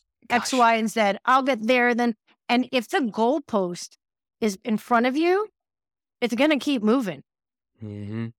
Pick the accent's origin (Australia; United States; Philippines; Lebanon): United States; New York City, New York; moved away; I'm from New York City originally. I'm half Canadian, half American, but I grew up between like Brooklyn and Manhattan